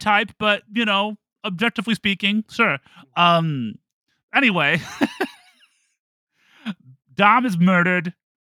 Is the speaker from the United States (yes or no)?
yes; Toledo, Ohio, United States; Toledo, Ohio.